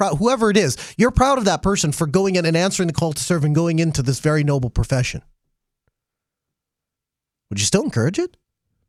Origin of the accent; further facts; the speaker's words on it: Grand Forks, North Dakota, United States; I was born here in Grand Forks